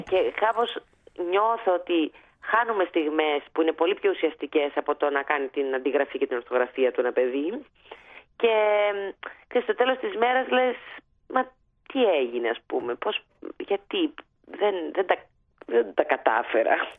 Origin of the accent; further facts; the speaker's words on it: Cyprus; moved away as an adult; έφυγα ξέρω εγώ από την Κύπρο